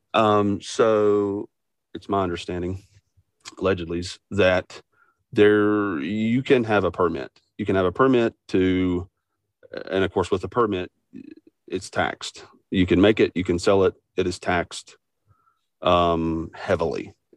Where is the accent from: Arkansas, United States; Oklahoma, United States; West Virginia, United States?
West Virginia, United States; I'm from Best Virginia